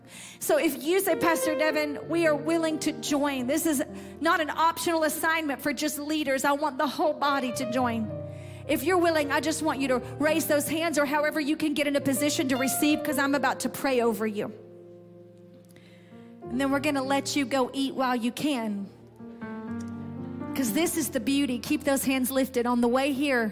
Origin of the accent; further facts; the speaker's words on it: United States; We grew up in American culture